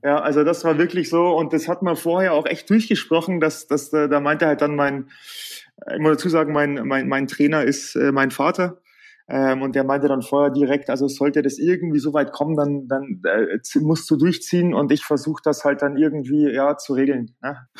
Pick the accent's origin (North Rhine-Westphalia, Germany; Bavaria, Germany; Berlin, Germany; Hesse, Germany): Bavaria, Germany; bei uns in Bayern heute ein Feiertag ist